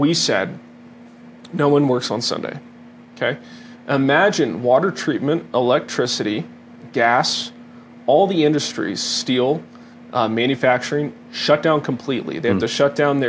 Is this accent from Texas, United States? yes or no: yes; Dallas, Texas, United States; now in Colorado, United States; I was from Dallas